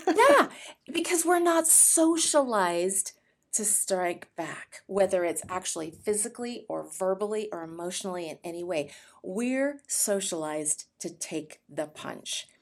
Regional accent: California, United States; now in Austin, United States; I was born in California, um, to a very wonderful, loving family

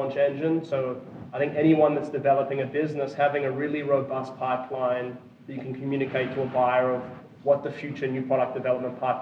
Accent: Australia; now in Austin, United States; I'm from Australia originally, but based in Texas, Austin

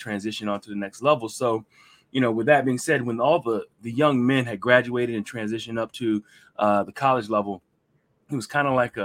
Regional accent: Hampton Roads, Virginia, United States; I'm one of the few people who are originally from Hampton Roads.

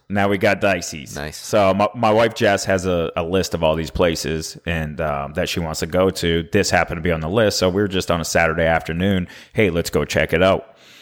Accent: Maine, United States; now in Nashville, United States; we're both from the Northeast. Yep. You know, I'm from Maine.

